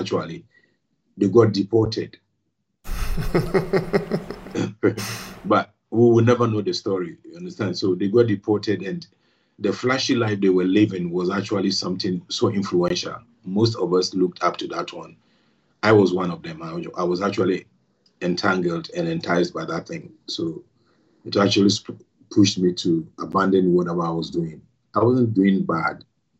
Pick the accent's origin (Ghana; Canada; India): Ghana; Accra, Greater Accra; moved away as an adult; also born or lived in Nkrofu, Ghana; I was born in Ghana, in Accra, and I lived and schooled in Ghana.